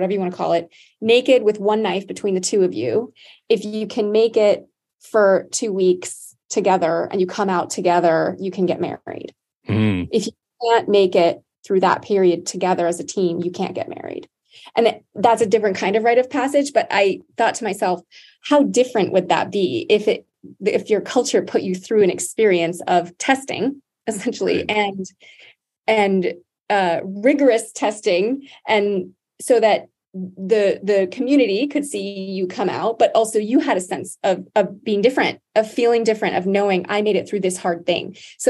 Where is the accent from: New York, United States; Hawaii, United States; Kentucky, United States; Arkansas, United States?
Hawaii, United States; and I'm originally from Hawaii, that's where I'm from. I'm not Native Hawaiian